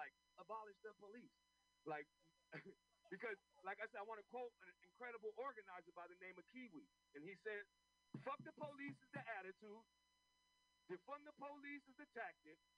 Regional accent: San Francisco, California, United States; I was born and raised in this city. I was born in St. Louis Hospital, and I grew up in this park and been here for 46 years.

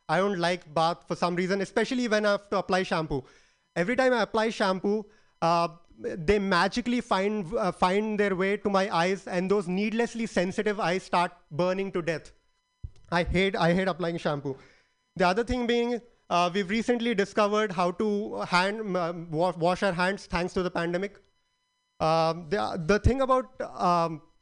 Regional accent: India; moved away as an adult; now in California, United States; I'm an Indian

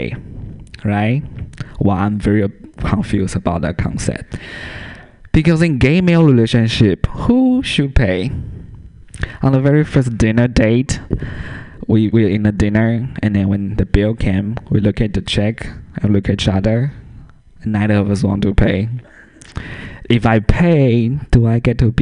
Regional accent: Taiwan; first language Mandarin Chinese; English is a second language; moved away as an adult; also born or lived in San Francisco; now in Portland, United States; I grew up in Taiwan

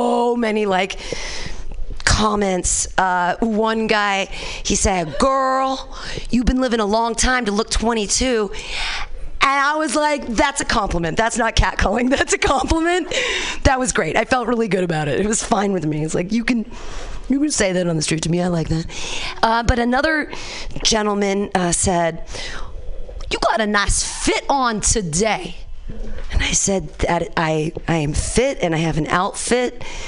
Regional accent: Danville, California, United States; I grew up in Danville here with the San Ramon Valley.

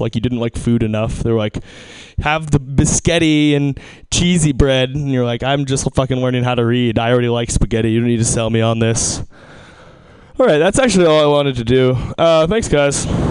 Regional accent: Seattle, Washington, United States; I'm from Seattle

